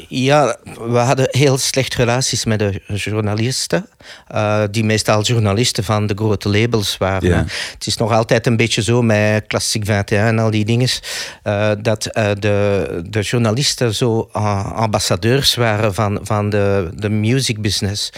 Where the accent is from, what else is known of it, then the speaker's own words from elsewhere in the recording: Belgium; ik ben Belg.